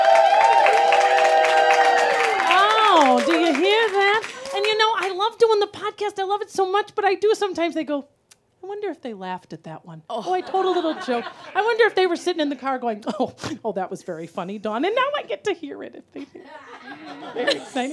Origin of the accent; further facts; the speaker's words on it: Wisconsin, United States; moved away; also born or lived in Minnesota; I'm from Wisconsin, but I lived in Minnesota for 25 years